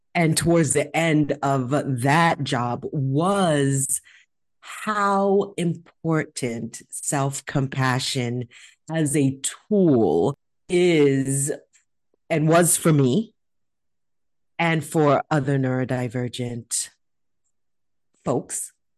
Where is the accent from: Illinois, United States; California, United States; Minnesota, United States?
California, United States; I'm from California